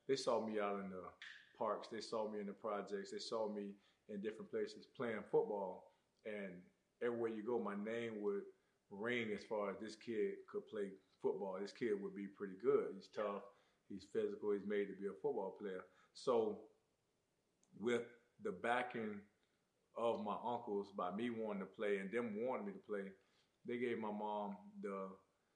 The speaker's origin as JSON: {"language": "English", "town": "Immokalee", "region": "Florida", "country": "United States", "tie": "born or raised there", "said": "growing up in South Florida, growing up in Immokalee, Florida, football is everything."}